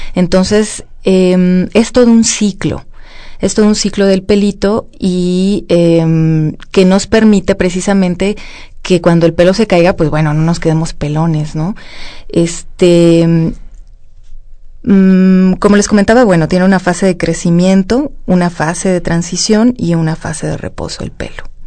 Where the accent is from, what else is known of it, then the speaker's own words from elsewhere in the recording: Mexico; nosotros que somos mexicanos